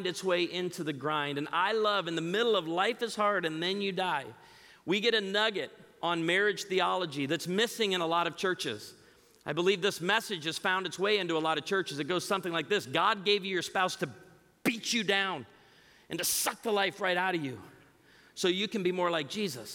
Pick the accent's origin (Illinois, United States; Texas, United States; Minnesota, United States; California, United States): Illinois, United States; outside of Chicago; moved away; I grew up outside of Chicago